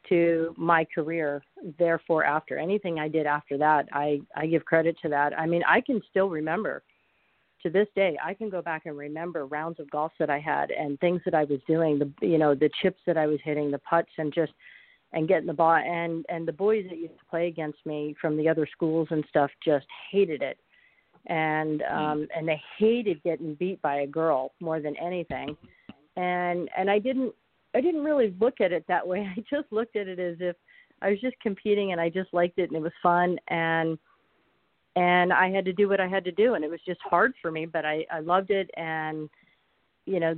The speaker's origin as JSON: {"language": "English", "town": "Phoenix", "region": "Arizona", "country": "United States", "tie": "born or raised there", "said": "right here in my hometown. Ironically enough, where I played high school boys golf on the team"}